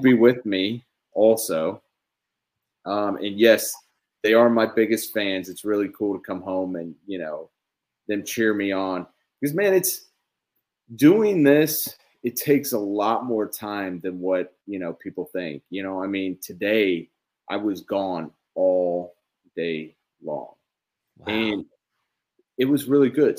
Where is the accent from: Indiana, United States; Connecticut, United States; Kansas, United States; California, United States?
Kansas, United States; I grew up in Basser, Kansas